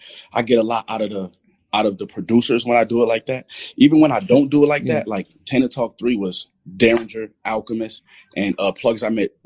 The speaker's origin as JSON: {"language": "English", "town": "Buffalo", "region": "New York", "country": "United States", "said": "Come on, man. I'm from Buffalo. We watch anything Buffalo."}